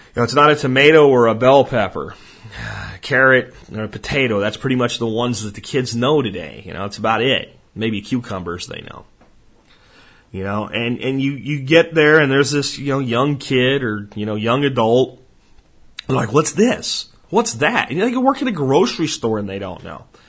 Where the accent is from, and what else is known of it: Jacksonville, Florida, United States; born or raised there; moved away